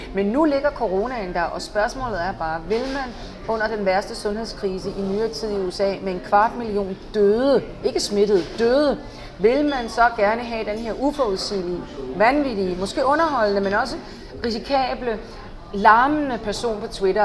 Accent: Denmark; moved away as an adult; also born or lived in Paris, France; now in Washington, D.C., United States; selvom jeg er dansker

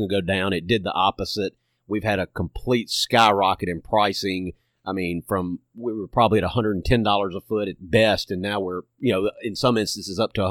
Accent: Hernando, Mississippi, United States; I'm born and raised in DeSoto County. I'm from Hernando

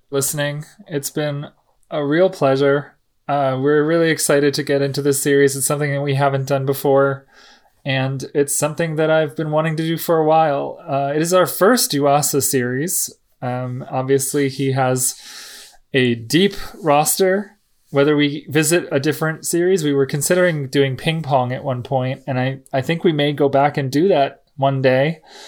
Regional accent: New Jersey, United States; You know, I'm from New Jersey, so like that's where I see us.

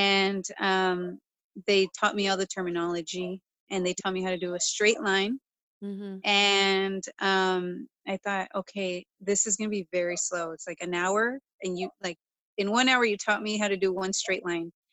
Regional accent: Southern California, United States; now in Bay Area, United States; I'm from Southern California. When I moved up here, it was such a culture shock

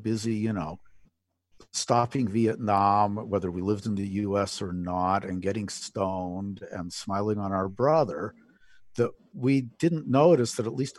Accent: Alberta, Canada; I grew up in Alberta, in a smaller town

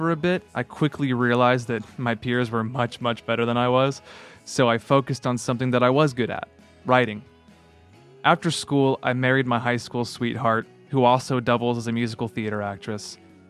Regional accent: Mansfield, Texas, United States; I was born and raised in Dallas-Fort Worth, Texas, and I spent most of that time in a suburb just outside called Mansfield.

